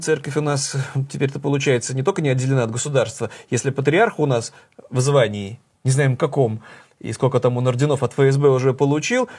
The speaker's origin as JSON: {"language": "Russian", "region": "Saint Petersburg", "country": "Russia", "tie": "born or raised there", "said": "моим родным городом"}